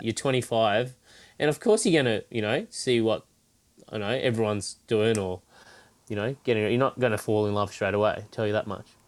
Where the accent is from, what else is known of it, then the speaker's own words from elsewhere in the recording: Cairns, Queensland, Australia; also born or lived in Brisbane; Cairns, my hometown